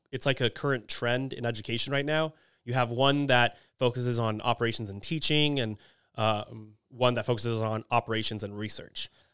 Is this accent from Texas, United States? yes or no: yes; Kingwood, Texas, United States; moved away; I'm from Houston, Texas, but specifically Kingwood, Texas